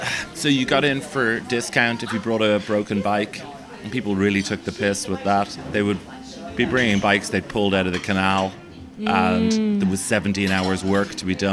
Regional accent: Australia; Growing up in Australia, I always dreamt of one day playing banjo on the streets of Zagreb.

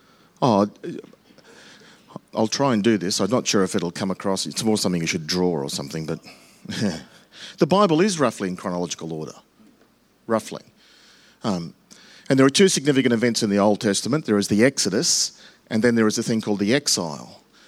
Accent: England, United Kingdom; But ours is right because we're English, and that's the structure.

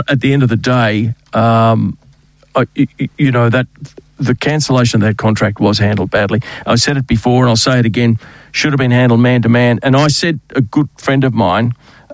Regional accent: Australia; I'm Australian and I have no French

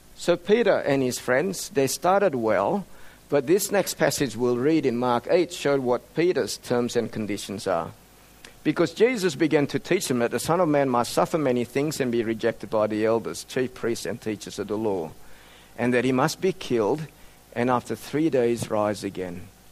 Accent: Australia; also born or lived in Indonesia; At the age of 10, our family emigrated to Australia

